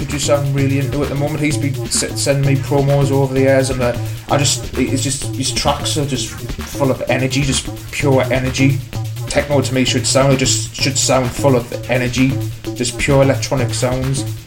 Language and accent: English; Newcastle upon Tyne, North East England, United Kingdom; I'm just a working class lad from, from Newcastle